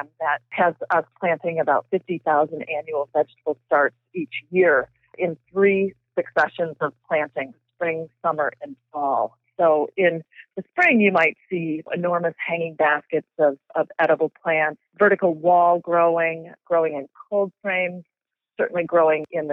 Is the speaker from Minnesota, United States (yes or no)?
yes; Edina, Minnesota, United States; also born or lived in Forest City, Minnesota; now in Glencoe, Illinois, United States; I grew up in Edina, and I went to Gustavus Adolphus